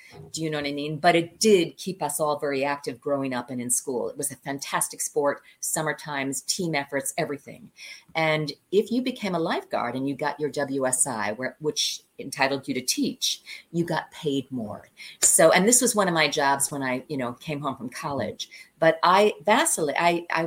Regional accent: Long Island, New York, United States; also born or lived in Chicago, Illinois; I was born in Chicago, and then my dad was transferred to New York. So we left Chicago and moved to New York. I grew up in Long Island

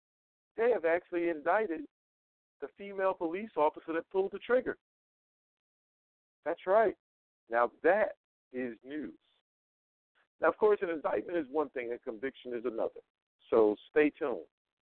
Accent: North Carolina, United States; now in Las Vegas, United States; my home state of North Carolina.

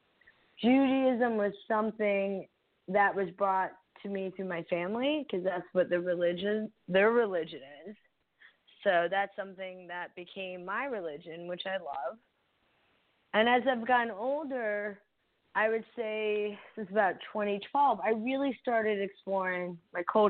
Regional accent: New Jersey, United States; also born or lived in India / Florida / Missouri; now in Iowa, United States; I started my journey in New Jersey. That was my first home. And I grew up on the East Coast

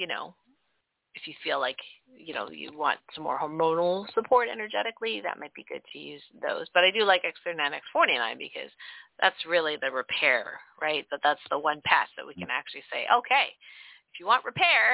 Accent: Canada; I'm Canadian.

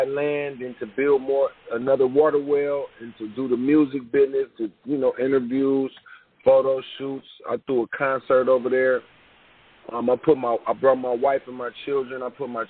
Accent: United States; I'm actually from America

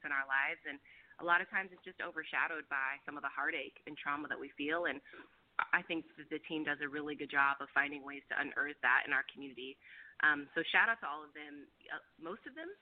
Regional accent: Roseville, California, United States; now in Oakland, United States; I'm actually from Sacramento area, a town called Roseville, if you've ever heard of it. And then I moved to Oakland

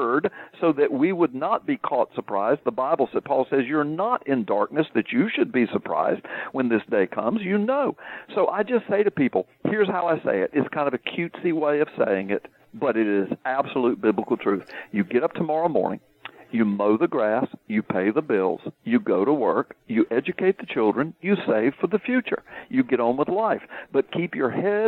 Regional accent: the South, United States; I'm from the South

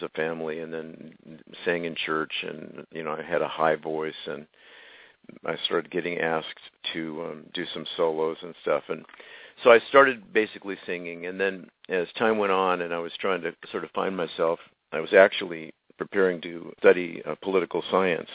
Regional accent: Los Angeles, California, United States; also born or lived in Glendale, California; I grew up in the Tujunga community.

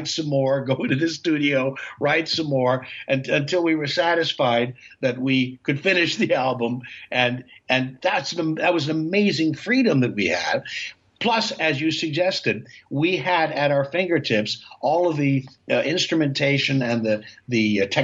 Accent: New York City, New York, United States; also born or lived in Goshen, Indiana; I was born in Goshen, Indiana, but I was raised in Manhattan from an early age.

